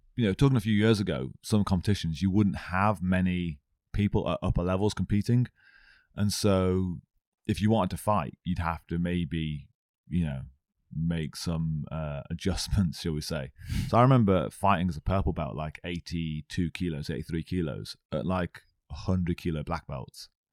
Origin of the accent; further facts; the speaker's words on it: Stafford, West Midlands, United Kingdom; I'm actually from Stafford